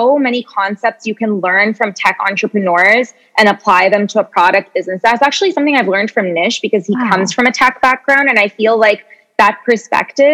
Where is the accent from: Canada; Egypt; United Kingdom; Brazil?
Canada; moved away as an adult; now in New York, United States; we're originally Canadian